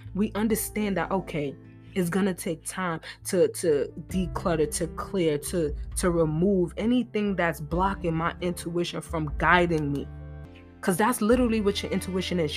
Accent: New York, United States; I'm from New York

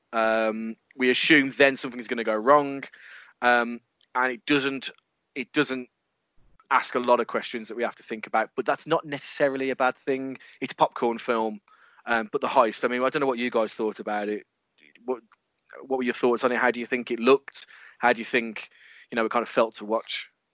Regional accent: England, United Kingdom; we're English

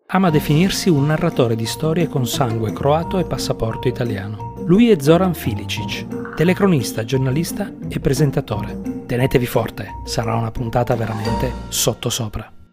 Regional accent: Turin, Piedmont, Italy; moved away as an adult; now in Trieste, Italy; sono di Torino trapiantato, sono okay. qua da 18 anni

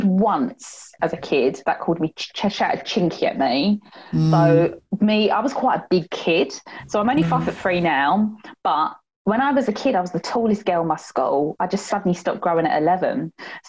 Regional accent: Gravesend, South East England, United Kingdom; also born or lived in Sheffield; I was born up, brought up here

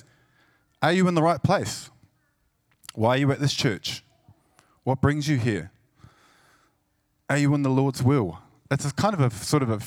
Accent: Christchurch, Canterbury, New Zealand; I'm from New Zealand, from Christchurch, actually.

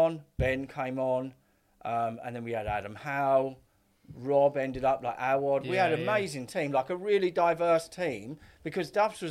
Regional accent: Essex, East of England, United Kingdom; I was up from Essex.

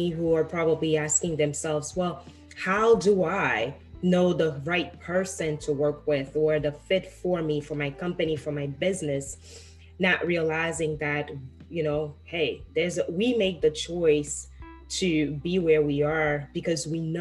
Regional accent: Haiti; moved away; I grew up in Haiti

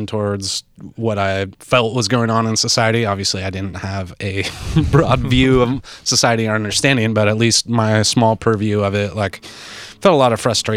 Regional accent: Seattle, Washington, United States; I grew up in the Seattle area, early 90s

